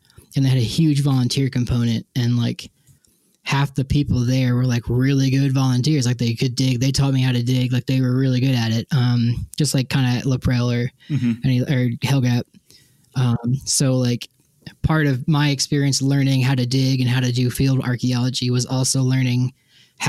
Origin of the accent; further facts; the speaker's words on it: Long Island, New York, United States; I grew up on Long Island.